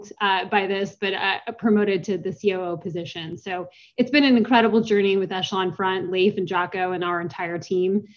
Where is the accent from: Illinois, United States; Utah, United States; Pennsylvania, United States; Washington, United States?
Washington, United States; Seattle; moved away as an adult; also born or lived in Los Angeles, California; I grew up in Seattle, Washington